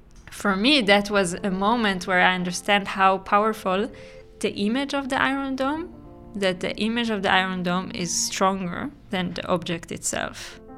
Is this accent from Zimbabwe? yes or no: no; Israel; I'm from Israel.